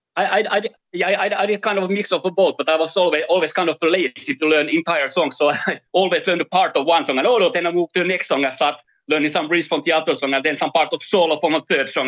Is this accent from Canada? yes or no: no; Finland; moved away as an adult; now in Brazil; I'm from Finland. So I first first thirty years of my life I spent in Finland